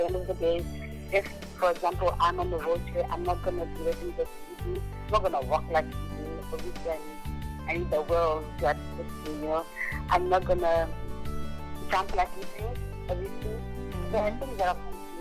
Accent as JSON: {"language": "English", "town": "Kempton Park", "region": "Gauteng", "country": "South Africa", "tie": "born or raised there", "also_born_or_lived": "Mulobedi", "said": "raised in Joburg, in a place called Kempton Park"}